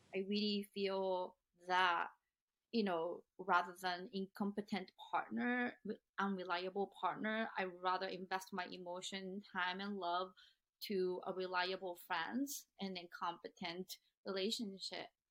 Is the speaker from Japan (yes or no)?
yes; Japan; now in United States; those are never ever talked about growing up in Japan. In fact, I tried to kill myself when I was 15